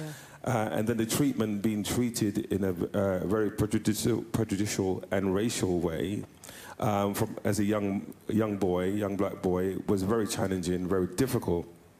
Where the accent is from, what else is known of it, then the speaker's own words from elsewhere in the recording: London, United Kingdom; also born or lived in Brixton, South London / Jamaica; I grew up in London, and I was born in South London in Brixton, but grew up mostly in East London, bar a few years where I also lived in Jamaica. So of Jamaican heritage, Caribbean heritage, and when I came back to the UK from living in Jamaica